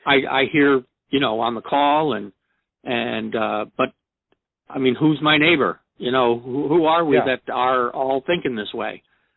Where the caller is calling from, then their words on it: New York, United States; I'm calling from New York